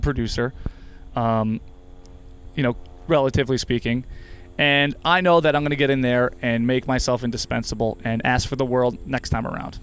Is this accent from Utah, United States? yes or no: no; New Jersey, United States; now in Rochester, United States; I'm from New Jersey